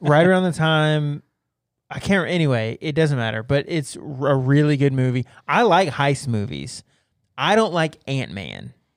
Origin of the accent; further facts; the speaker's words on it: United States; I happened to be born here